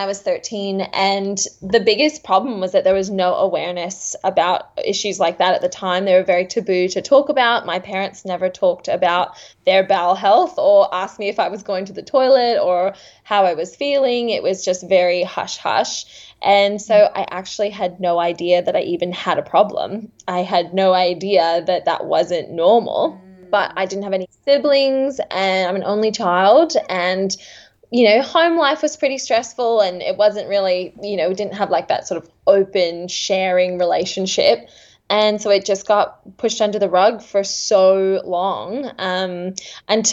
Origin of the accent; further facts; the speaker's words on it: Seattle, Washington, United States; also born or lived in Redlands, Queensland, Australia; now in Thornside, Australia; I'm actually from the United States. I'm from Seattle, Washington.